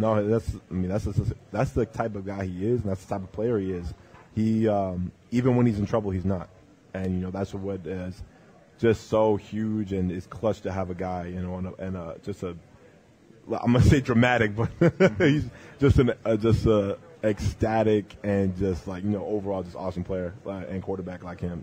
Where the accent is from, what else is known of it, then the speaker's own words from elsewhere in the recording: British Columbia, Canada; moved away; I grew up in British Columbia